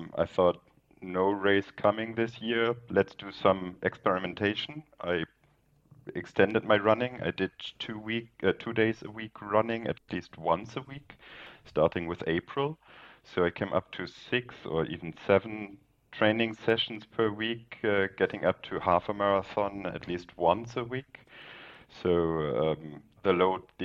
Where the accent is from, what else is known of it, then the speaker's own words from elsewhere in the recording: Northern Germany, Germany; now in Munich, Germany; originally from the north of Germany, but now living in Munich.